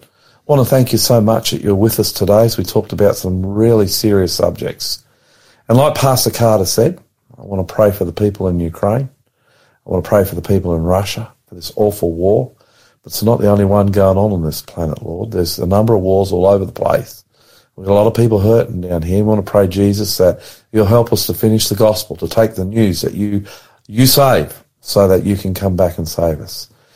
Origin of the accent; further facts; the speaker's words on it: Australia; I'm the Aussie pastor.